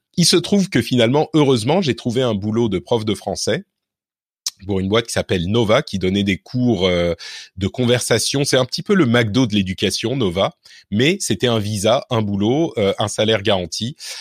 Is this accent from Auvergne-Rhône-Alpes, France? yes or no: no; Neuilly-sur-Seine, Île-de-France, France; also born or lived in Lebanon; j'ai grandi à Neuilly